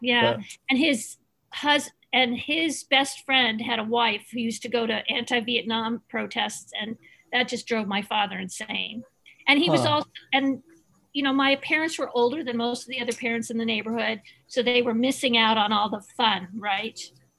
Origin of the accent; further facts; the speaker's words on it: California, United States; And I wanted to be from Laurel Canyon, but I was from Laurel Hills.